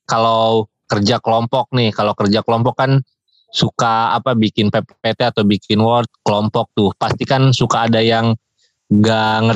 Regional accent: Pandeglang, Banten, Indonesia; gua juga lumayan lumayan di pedesaan lah gua di Pandeglang di Pandeglang itu ke kampung gua tiga jam lagi jadi lumayan jauh lah

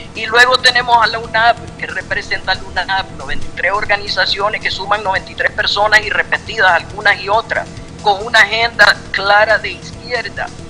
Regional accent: Nicaragua; los nicaragüenses

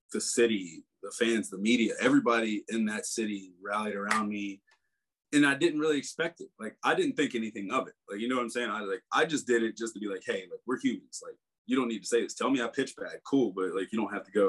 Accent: South Carolina, United States; growing up in South Carolina

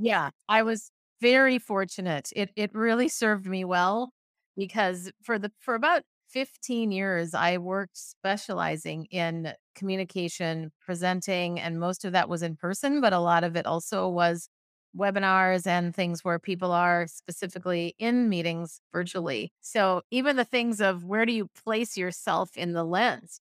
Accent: Minnesota, United States; also born or lived in San Francisco, United States; now in Oakland, United States; I'm originally from Minnesota, in the middle of the, the U S up north, but I live in San Francisco now

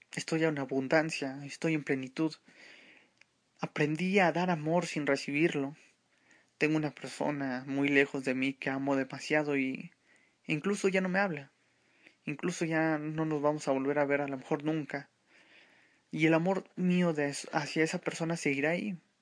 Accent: Mexico City, Mexico; soy mexicano de la Ciudad de México

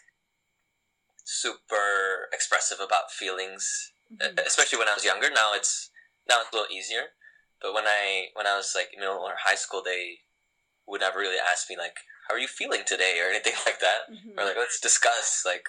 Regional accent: Texas, United States; moved away as an adult; now in Boston, United States; I'm from Texas

